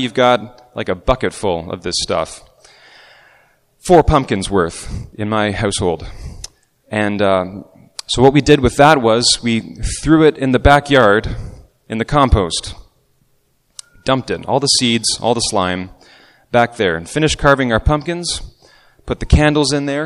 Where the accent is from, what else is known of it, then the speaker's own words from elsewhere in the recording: Markham, Ontario, Canada; I was growing up in Markham